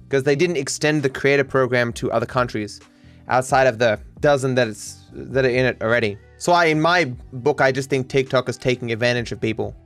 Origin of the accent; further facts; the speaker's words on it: Australia; as an Australian